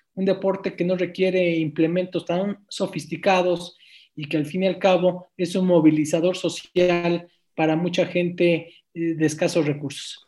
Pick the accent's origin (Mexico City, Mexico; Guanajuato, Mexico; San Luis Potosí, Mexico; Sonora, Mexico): Mexico City, Mexico; nosotros nacimos en la Colonia Guerrero